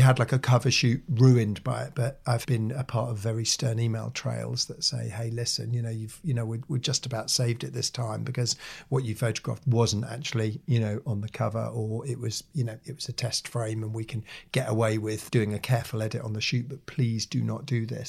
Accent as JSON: {"language": "English", "town": "Norwich", "region": "East of England", "country": "United Kingdom", "tie": "born or raised there", "said": "my hometown of Norwich"}